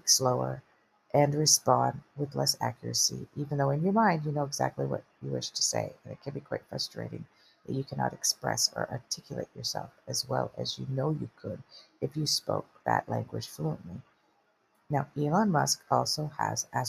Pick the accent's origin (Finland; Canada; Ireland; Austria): Canada; I'm Canadian